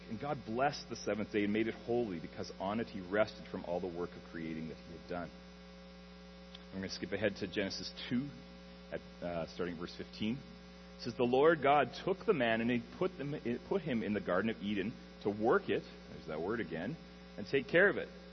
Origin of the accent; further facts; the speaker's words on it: Alberta, Canada; moved away as an adult; now in Ontario, Canada; I grew up in Alberta, um, way out west in the prairies, in a small prairie town